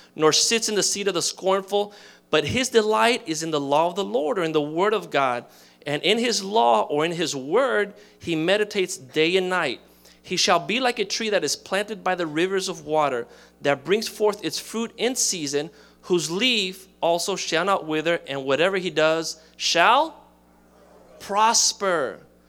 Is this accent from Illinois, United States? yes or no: no; Miami, Florida, United States; I grew up in Miami